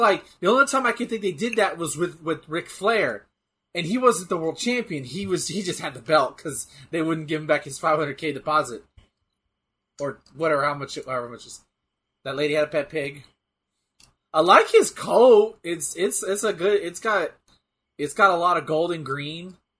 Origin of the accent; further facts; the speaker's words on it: United Kingdom; God, I'm British as fuck. See, look at me, mate. I ruin everything here in South London.